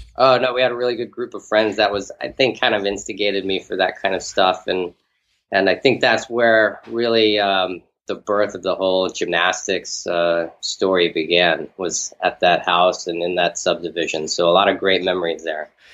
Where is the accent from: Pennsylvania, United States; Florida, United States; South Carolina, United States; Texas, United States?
Texas, United States; Houston; I grew up in an outside part of Houston, like a suburb. It was called uh, Bear Creek